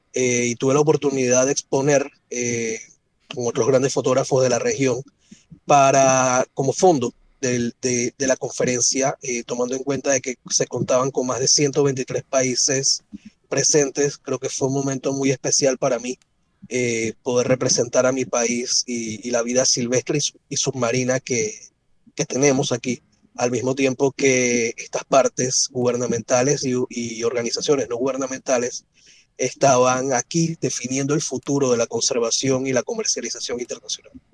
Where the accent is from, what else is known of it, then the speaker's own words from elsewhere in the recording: Panama; crecí rodeado de naturaleza en Panamá